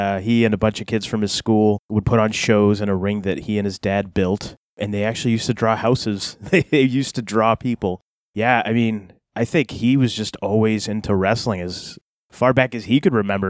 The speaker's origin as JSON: {"language": "English", "town": "Manchester", "region": "New Hampshire", "country": "United States", "said": "I'm from Manchester, New Hampshire."}